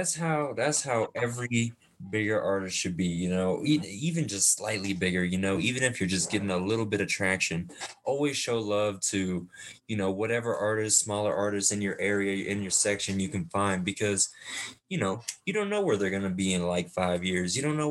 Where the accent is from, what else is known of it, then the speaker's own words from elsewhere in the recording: Denver, Colorado, United States; also born or lived in Oceanside, California; I mean, I was born in Oceanside, California, you know, and I moved out to Denver, Colorado when I was about 8 or 9.